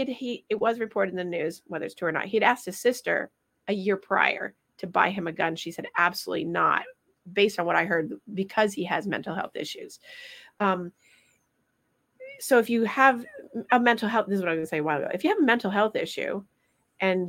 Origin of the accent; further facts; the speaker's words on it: Vermont, United States; I'm from Vermont